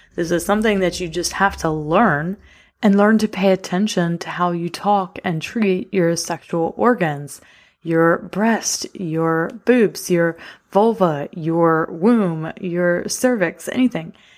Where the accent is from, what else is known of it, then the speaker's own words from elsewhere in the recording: the South, United States; I got raised in the South with a blue-collar daddy who worked his butt off when I was growing up